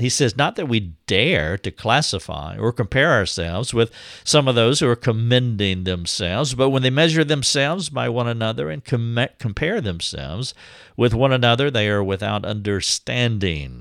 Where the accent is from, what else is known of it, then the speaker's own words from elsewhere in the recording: the South, United States; I'm from the South.